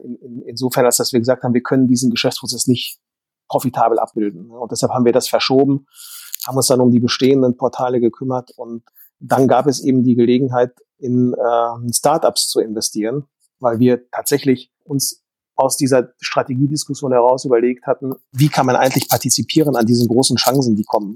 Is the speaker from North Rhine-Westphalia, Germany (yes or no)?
yes; Dortmund, North Rhine-Westphalia, Germany; ich bin ja sozusagen äh, ein Kind des Ruhrgebietes